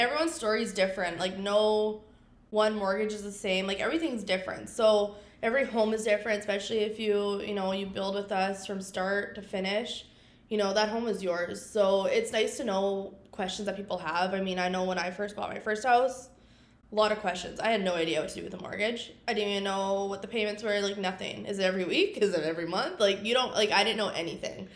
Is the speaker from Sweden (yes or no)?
no; Regina, Saskatchewan, Canada; also born or lived in Vermilion, Alberta; born and raised in Regina